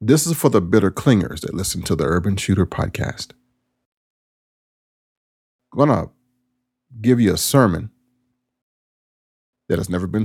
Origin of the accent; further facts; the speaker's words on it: United States; I am from East Carolina, that whole southern tidewater area of Virginia, where pork barbecue rules.